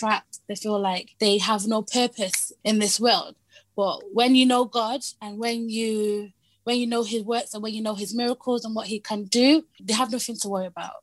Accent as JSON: {"language": "English", "region": "England", "country": "United Kingdom", "tie": "born or raised there", "also_born_or_lived": "Hong Kong / Manchester", "said": "I kind of mainly grew up, most of my memory is based in Britain here, in England here"}